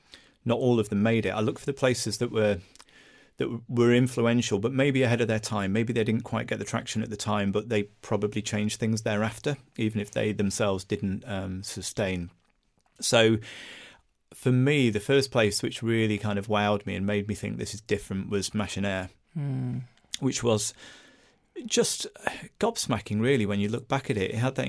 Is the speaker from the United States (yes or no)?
no; Broadbottom, North West England, United Kingdom; And in our house growing up in Broadbottom, we had a massive spray of baby food across the ceiling